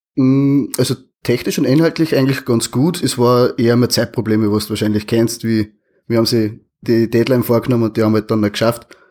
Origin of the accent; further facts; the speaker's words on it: Austria; accent: Austrian dialect